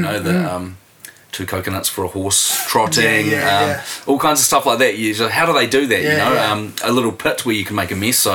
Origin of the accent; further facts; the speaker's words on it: Wellington, New Zealand; also born or lived in Dunedin; 80s in Dunedin and then Wellington, but we're growing up in Wellington